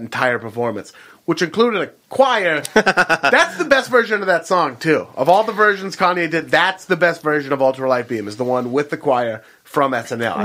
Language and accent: English; Beaverton, Oregon, United States; I'm from Beaverton, Oregon.